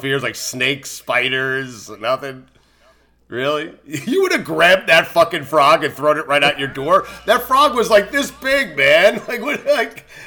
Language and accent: English; Port Washington, New York, United States; I'm from Port Washington, New York, man, Long Island